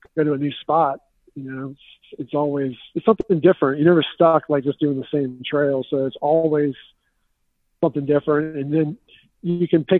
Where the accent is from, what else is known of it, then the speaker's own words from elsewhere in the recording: Richmond, Virginia, United States; now in Petersburg, United States; I'm from Richmond, Virginia, and we live down in Petersburg, Virginia